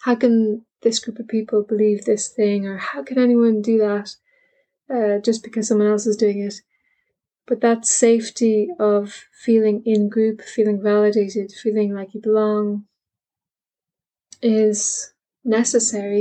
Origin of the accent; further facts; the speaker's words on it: Ireland; I'm Irish